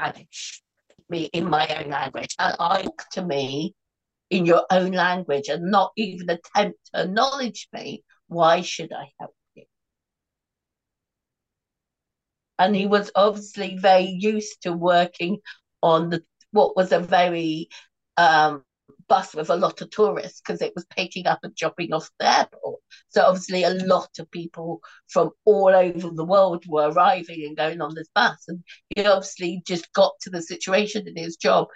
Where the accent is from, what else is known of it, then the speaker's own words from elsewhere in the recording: England, United Kingdom; as an English person